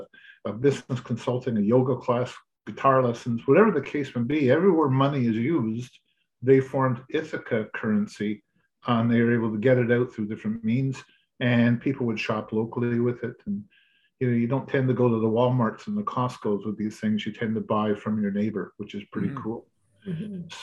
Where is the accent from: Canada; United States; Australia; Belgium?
Canada; Quebec; moved away as an adult; now in Ontario, Canada; I was born and raised in Quebec, and I came to Ontario to get an education, met my wife-to-be, and never went back to Quebec